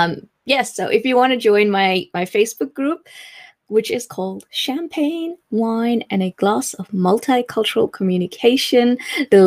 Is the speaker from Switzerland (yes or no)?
no; South Africa; moved away as an adult; now in England, United Kingdom; I am still South African, but I live in England.